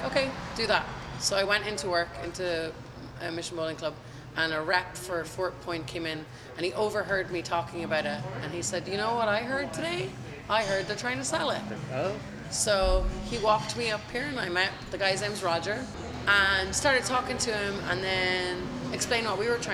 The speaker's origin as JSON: {"language": "English", "country": "Ireland", "moved": "yes", "lives_now": "San Francisco, United States", "said": "one from Kansas and one from Ireland"}